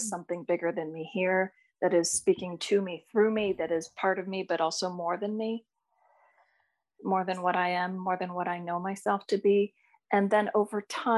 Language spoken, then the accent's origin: English; Ohio, United States; I grew up in Ohio